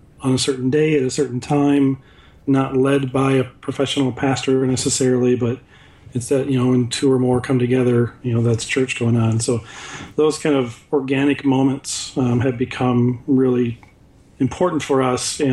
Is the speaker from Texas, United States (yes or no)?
no; West Michigan, United States; we grew up in West Michigan